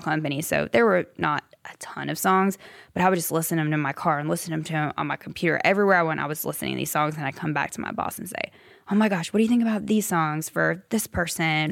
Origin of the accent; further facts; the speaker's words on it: Simpsonville, South Carolina, United States; moved away as an adult; now in Nashville, United States; Greenville, the upstate. Simpsonville, really.